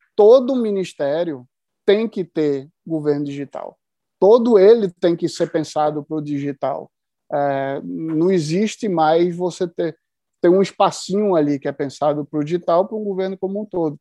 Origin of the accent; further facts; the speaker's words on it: Pernambuco, Brazil; eu sou pernambucano e estou no interior de Pernambuco agora